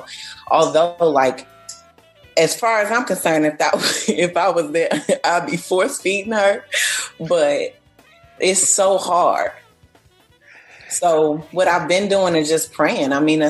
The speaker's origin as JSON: {"language": "English", "town": "Chicago", "region": "Illinois", "country": "United States", "said": "Yeah, I saw a lot of insects that I felt the same way because I'm from Chicago."}